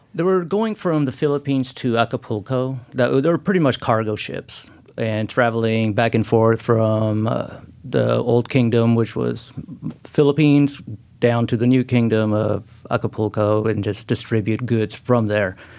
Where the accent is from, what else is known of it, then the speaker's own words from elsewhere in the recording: Lima, Peru; now in Oregon, United States; I'm from Peru, uh, and we grew up in Lima